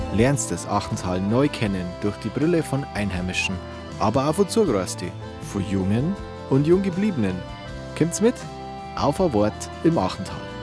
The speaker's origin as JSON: {"language": "German", "town": "Unterwössen", "region": "Bavaria", "country": "Germany", "tie": "born or raised there", "lives_now": "Grassau, Germany", "said": "Ich bin hier in Unterbössen aufgewachsen und wohne seit ungefähr neunundzwanzig Jahren in Grassau"}